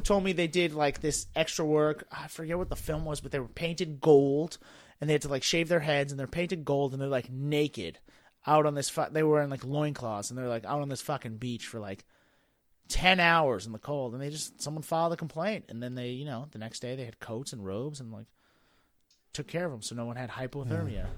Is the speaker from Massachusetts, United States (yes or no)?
yes; Boston, Massachusetts, United States; moved away; also born or lived in Washington, D.C.; I grew up in Boston.